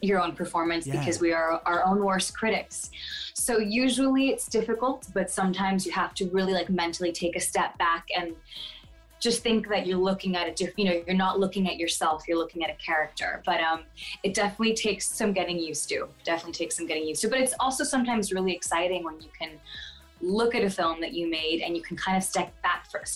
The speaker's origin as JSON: {"language": "English", "town": "Fort Lauderdale", "region": "Florida", "country": "United States", "tie": "born or raised there", "said": "Born in Miami, in Fort Lauderdale, Florida."}